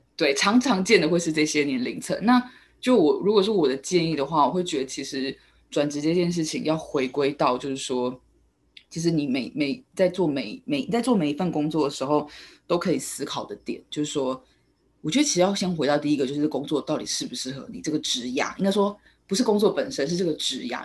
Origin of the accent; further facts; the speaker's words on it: Taiwan; 我们台湾这边